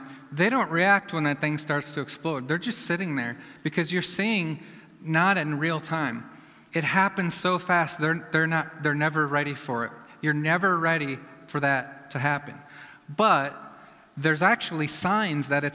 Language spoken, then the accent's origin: English; Iowa, United States; I'm from Iowa